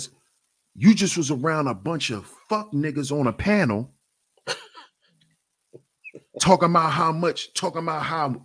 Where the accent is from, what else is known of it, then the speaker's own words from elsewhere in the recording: New York, United States; I'm from New York. So coming out my house, I'm coming out of a building